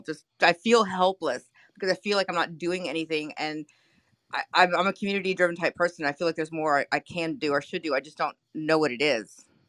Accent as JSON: {"language": "English", "town": "New Orleans", "region": "Louisiana", "country": "United States", "tie": "born or raised there", "moved": "yes", "lives_now": "Houston, United States", "said": "back in New Orleans where I grew up. I'm in Houston now."}